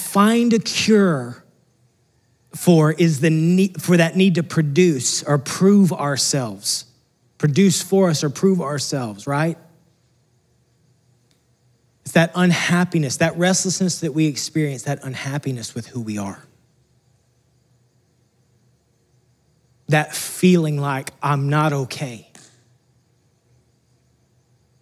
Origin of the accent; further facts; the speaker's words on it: Texas, United States; moved away as an adult; we're from Texas